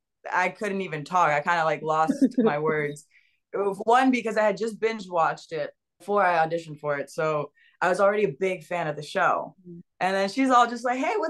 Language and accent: English; West Palm Beach, Florida, United States; moved away as an adult; also born or lived in Dominican Republic / Los Angeles; I grew up in West Palm Beach, Florida